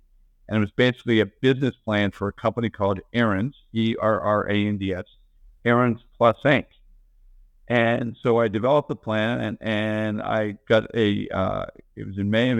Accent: Bethesda, Maryland, United States; I grew up in Bethesda, Maryland

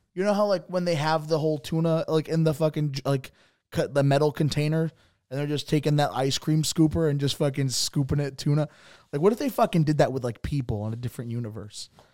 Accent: Bridgeport, Connecticut, United States; I'm from Bridgeport

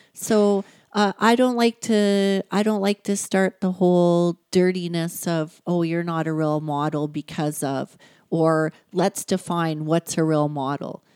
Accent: Sundre, Alberta, Canada; also born or lived in Hamilton, Ontario; I grew up in a small little town. It was a village when we moved to it. Um, it's a couple hours away from here, Sundry, Alberta.

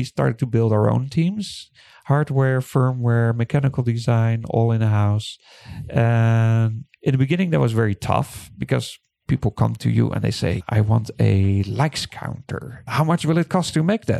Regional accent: Netherlands; now in Taiwan; I'm from Holland

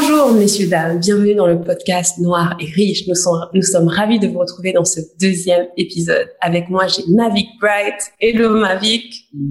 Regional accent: Guadeloupe; j'ai grandi dans une famille modeste, je viens de Guadeloupe

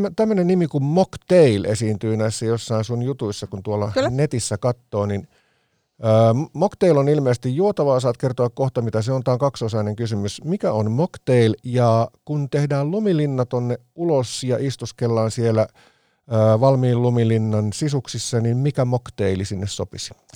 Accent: Vantaa, Uusimaa, Finland; Helsingin maalaiskunta, se, mit, mitä tota, se oli silloin kun synnyin, eli koin vahvasti identiteettini Tikkurilaan

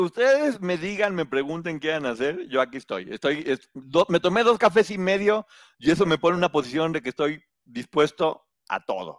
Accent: Guadalajara, Jalisco, Mexico; moved away; estudié la especialidad en mercadotecnia y publicidad en Guadalajara, de donde vengo

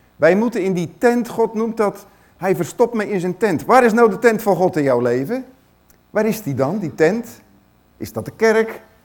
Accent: Netherlands; ons als Nederlanders

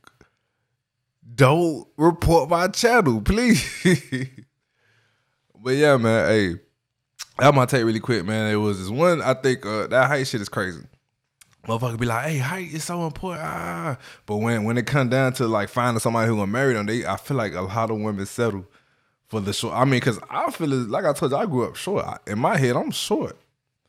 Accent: Miami, Florida, United States; also born or lived in Kansas City, Florida; I grew up in Miami, Florida

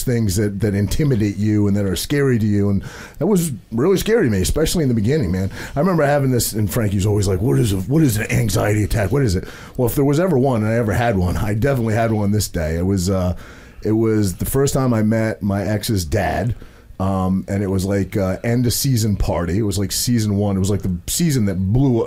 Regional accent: Maine, United States; I'm a kid from a very small town in Maine. I grew up, there was 800 people in my hometown in Maine

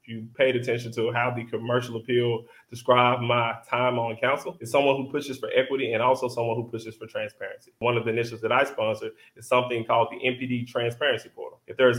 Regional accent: Tennessee, United States; I'm 34. I'm Black. I'm single. And I'm from West Tennessee.

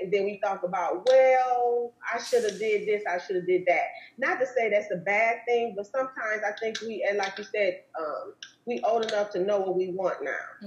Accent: Wisconsin, United States; now in Arizona, United States; I'm, from Wisconsin

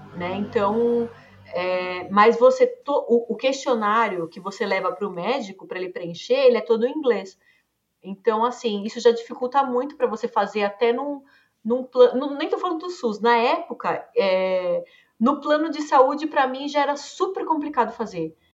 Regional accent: Brazil; eu sou brasileira, nascida, criada, estudei aqui a vida toda.

